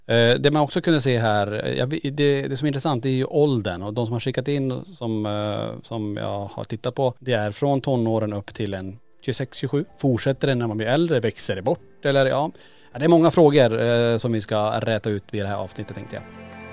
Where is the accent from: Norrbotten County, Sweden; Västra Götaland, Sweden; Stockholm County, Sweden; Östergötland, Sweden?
Norrbotten County, Sweden; Kiruna; vi är tillbaka i Kiruna där allting börjar i lägenheten på Rönnplan i Kiruna. Och eh, där vi växte upp